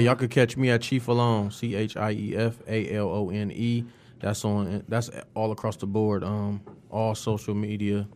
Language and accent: English; Toledo, Ohio, United States; I'm from Toledo